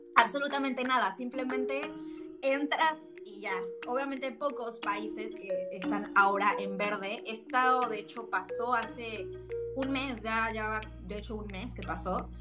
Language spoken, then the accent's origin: Spanish; Mexico; now in Austria; nuestras experiencias como mexicanos que somos viviendo del otro lado del Atlántico